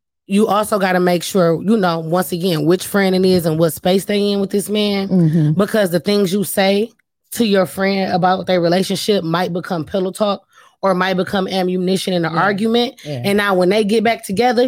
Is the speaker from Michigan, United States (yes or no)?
yes; Detroit, Michigan, United States; I'm from Detroit. So I got friends. I literally have friends from elementary school.